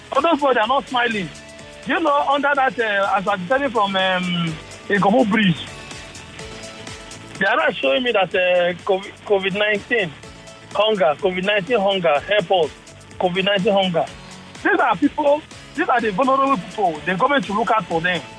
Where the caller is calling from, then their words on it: Preston, North West England, United Kingdom; calling from Preston.